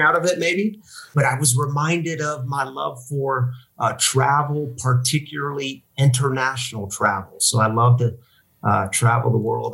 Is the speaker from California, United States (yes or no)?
no; Missouri, United States; moved away as an adult; also born or lived in Michigan; now in Denver, United States; I'm from Missouri, uh, born and raised in Missouri.